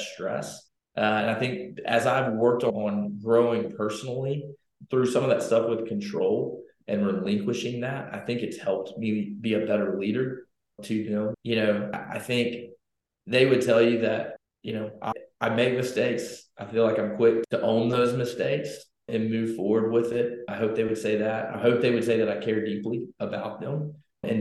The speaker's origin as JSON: {"language": "English", "region": "Louisiana", "country": "United States", "moved": "as an adult", "lives_now": "Texas, United States", "said": "I'm from Louisiana"}